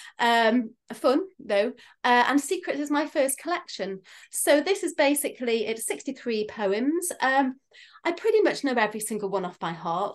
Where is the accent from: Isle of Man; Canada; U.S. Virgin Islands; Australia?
Isle of Man; I'm from the Isle of Man.